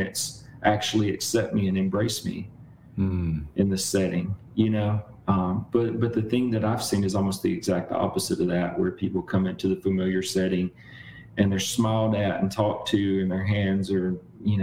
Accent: Mississippi, United States; I grew up in Mississippi

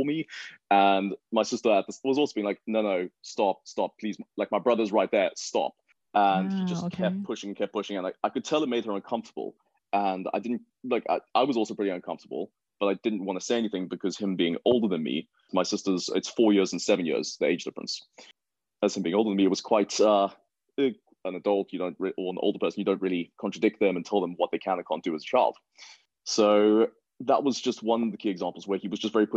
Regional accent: Johannesburg, Gauteng, South Africa; born and raised in Johannesburg

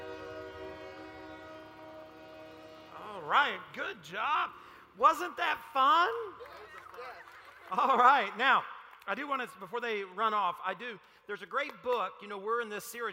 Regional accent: Paragould, Arkansas, United States; moved away; I'm from Paragould, Arkansas

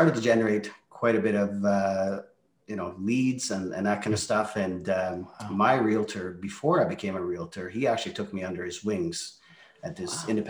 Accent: Calgary, Alberta, Canada; English is a second language; also born or lived in Norway; Well, originally, I was born in Norway, and my family, they decided to move over here to Calgary in 1988. So I was a 13-year-old teenager relocating, having to obviously learn a new culture, language, and all that stuff. And, obviously growing up in Calgary has been amazing.

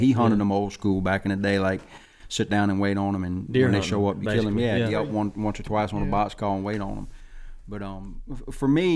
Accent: South Louisiana, United States; also born or lived in Alabama; growing up in South Louisiana

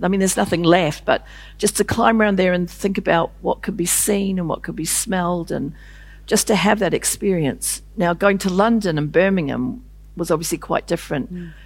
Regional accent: New Zealand; I was a woman from New Zealand

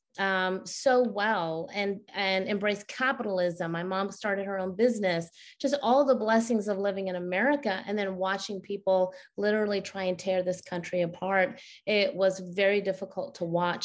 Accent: Karachi, Sindh, Pakistan; now in United States; I was born in Karachi, Pakistan

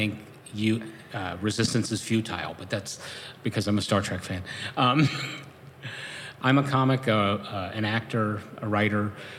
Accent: Northern Kentucky, United States; also born or lived in Cincinnati, Ohio; I am Susquehanna Chippewa from the Mad River Clan. I grew up in this area, actually in Northern Kentucky, most of my life. Lived here in Cincinnati for about 29 years.

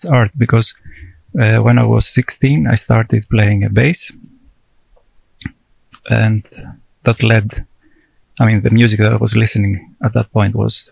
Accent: Greece; moved away as an adult; now in Tromsø, Norway; I'm from Greece

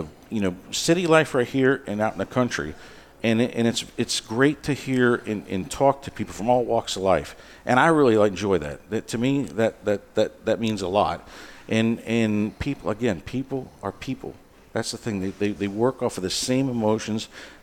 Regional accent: Chicago, Illinois, United States; born there; I was born in Chicago. I went back there last year for the first time

